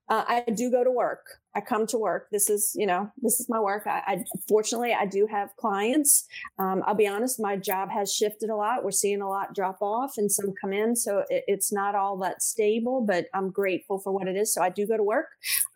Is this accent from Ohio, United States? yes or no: no; New Orleans, Louisiana, United States; New Orleans East. I say East because we're all very proud of the East.